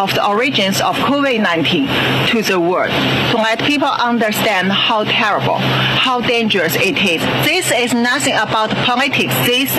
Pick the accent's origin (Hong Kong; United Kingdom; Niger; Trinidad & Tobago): Hong Kong; English is a second language; now in United States; I'm from Hong Kong and I work in the University of Hong Kong School of Public Health.